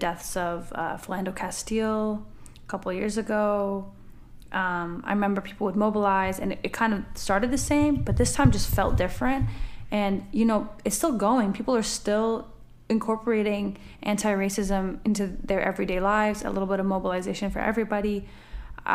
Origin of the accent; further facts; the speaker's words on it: Canada; My family's from the southern part of the country, and I was born and raised in Canada.